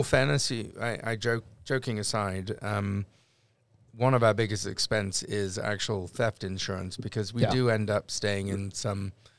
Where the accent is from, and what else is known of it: London, United Kingdom; accent: Cockney; moved away